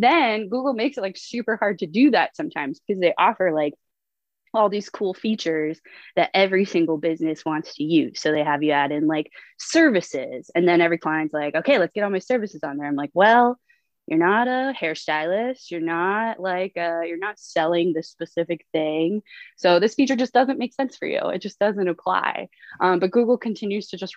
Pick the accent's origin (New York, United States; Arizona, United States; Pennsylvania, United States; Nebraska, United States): New York, United States; upstate; moved away as an adult; now in San Diego, United States; Grew up in upstate New York